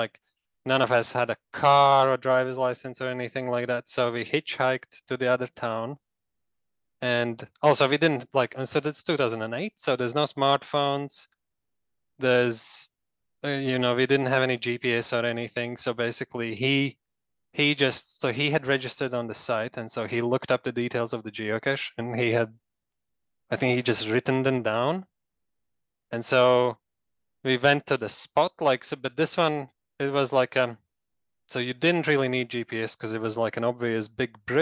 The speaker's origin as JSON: {"language": "English", "country": "Latvia", "tie": "born or raised there", "also_born_or_lived": "Riga, Latvia", "moved": "as an adult", "lives_now": "New Zealand", "said": "I'm originally from Latvia"}